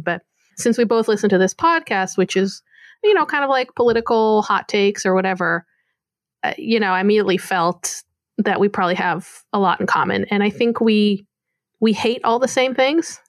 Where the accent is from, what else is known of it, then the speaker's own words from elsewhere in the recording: Tel Aviv, Tel Aviv District, Israel; moved away as an adult; now in New York City, United States; I grew up in Tel Aviv, like near Tel Aviv